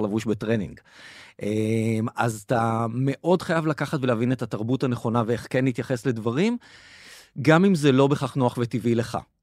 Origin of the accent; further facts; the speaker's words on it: Israel; אנחנו כישראלים